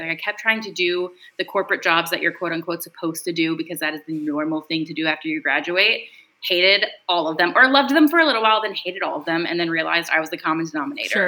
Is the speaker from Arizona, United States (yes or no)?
no; Louisiana, United States; moved away as an adult; also born or lived in New York City; now in Dallas, United States; I'm originally from Louisiana